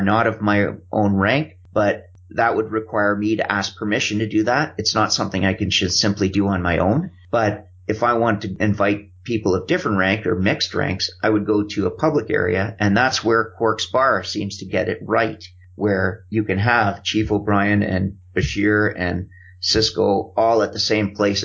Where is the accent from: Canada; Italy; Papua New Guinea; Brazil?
Canada; I'm Canadian